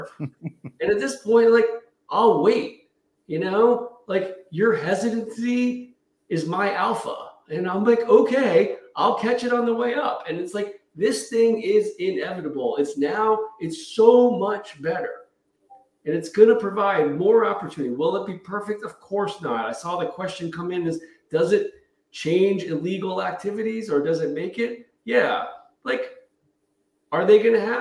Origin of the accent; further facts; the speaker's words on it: United States; as an American